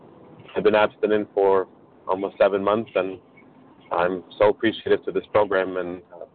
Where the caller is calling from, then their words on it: New York, United States; I'm calling from New York.